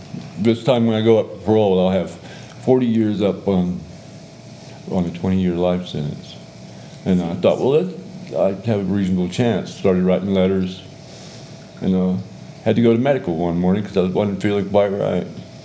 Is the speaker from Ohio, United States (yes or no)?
no; Georgia, United States; also born or lived in England / Texas; And then we came over here, and we went to Texas, where he retired out of the Air Force. And then we went to Georgia, and that's where I grew up